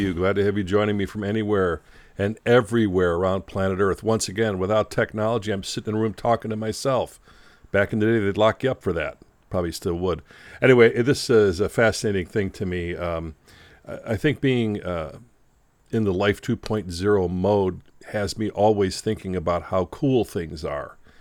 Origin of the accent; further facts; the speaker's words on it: Chicago, Illinois, United States; Growing up as a kid in Chicago